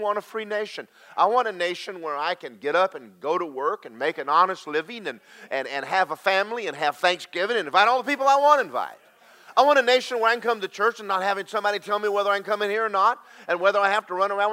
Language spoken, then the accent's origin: English; United States; we as American Christians